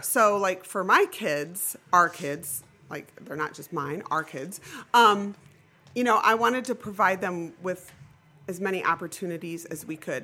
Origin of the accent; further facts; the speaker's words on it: Florida, Ohio, United States; also born or lived in Defiance, Ohio; I lived and grew up in a small town called Florida, which is between Defiance and Napoleon